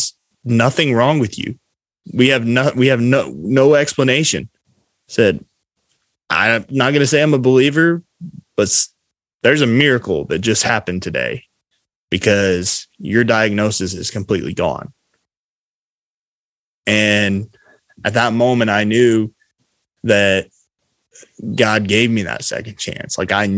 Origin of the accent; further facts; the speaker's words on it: Du Quoin, Illinois, United States; in my hometown of DuQuoin, Illinois